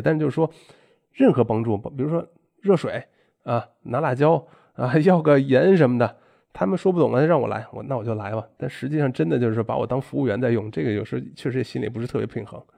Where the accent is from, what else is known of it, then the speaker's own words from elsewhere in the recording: China; moved away; 老子是中国人